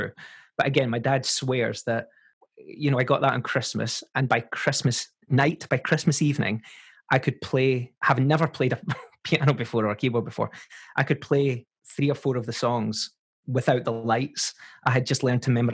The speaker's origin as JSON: {"language": "English", "town": "Paisley", "region": "Scotland", "country": "United Kingdom", "tie": "born or raised there", "accent": "Scottish", "said": "grew up in a modest little flat with my mum, my dad, my sister"}